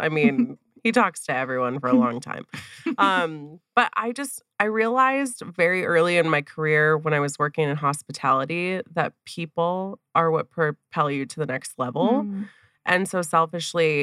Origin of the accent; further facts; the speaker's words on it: Wisconsin, United States; born and raised in Wisconsin